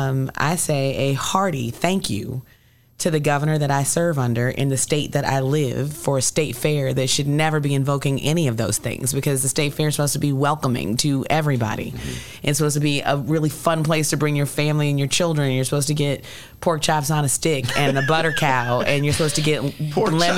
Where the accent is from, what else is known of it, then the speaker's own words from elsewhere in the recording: Nashville, Tennessee, United States; now in Illinois, United States; I was born in Nashville, Tennessee, and my family's all from Nashville, Tennessee.